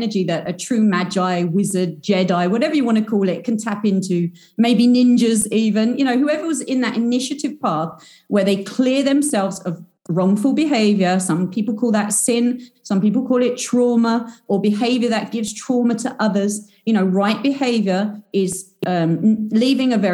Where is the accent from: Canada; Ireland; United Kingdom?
United Kingdom; I'm British. I'm a self-proclaimed British wizard.